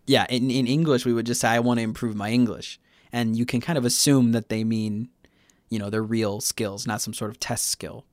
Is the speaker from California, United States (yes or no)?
no; Chicago, Illinois, United States; now in Busan, South Korea; I'm from Chicago originally